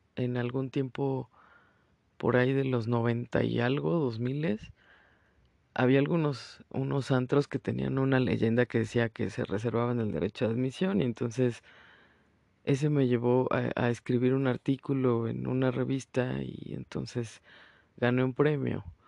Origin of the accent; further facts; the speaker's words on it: Mexico; moved away; pese a ser mexicana, orgullosamente, soy una mexicana que no come picante